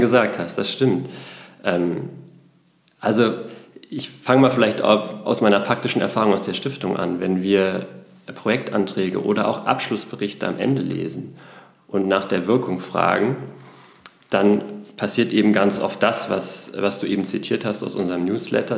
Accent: Berlin, Germany; gebürtiger Berliner, bin im Westberliner Plattenbau aufgewachsen

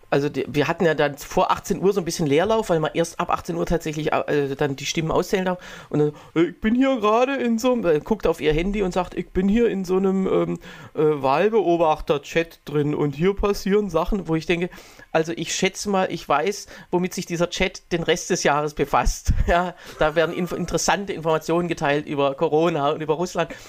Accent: Egeln, Saxony-Anhalt, Germany; hier bei uns in Egeln

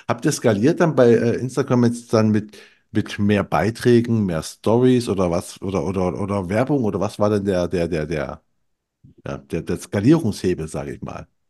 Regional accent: eastern Germany, East Germany, Germany; moved away; ich bin aus dem Osten

